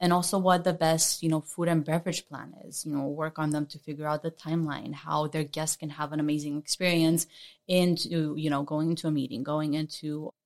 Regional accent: Las Vegas, Nevada, United States; moved away as an adult; also born or lived in Romania / Hawaii; now in Honolulu, United States; I was actually born and raised in Romania, moved, you know, to Vegas when I was a kid

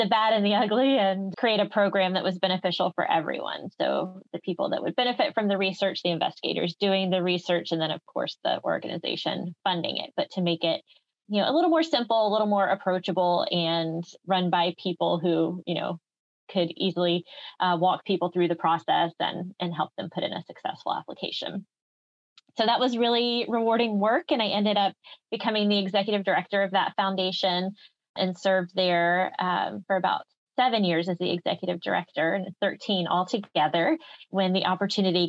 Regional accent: Pensacola, Florida, United States; moved away as an adult; also born or lived in Birmingham, Alabama; I was actually born and raised in Pensacola, Florida, and went to school at UAB in Birmingham

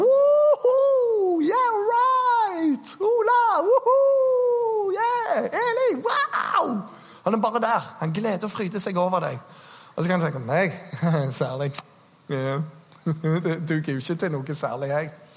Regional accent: Norway; Jeg er nordmann

